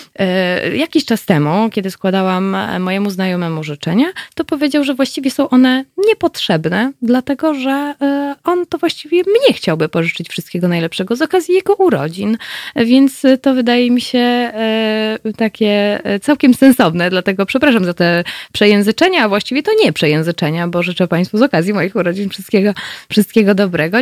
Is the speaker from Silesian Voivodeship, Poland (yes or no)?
yes; Katowice, Silesian Voivodeship, Poland; ja tutaj jestem ze Śląska, jestem rodowitą katowiczanką